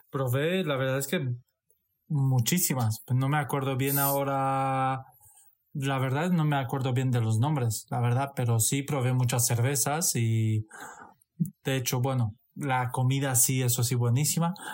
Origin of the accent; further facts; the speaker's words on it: Satu Mare, Satu Mare County, Romania; born there; yo en Rumanía nací en Satomare.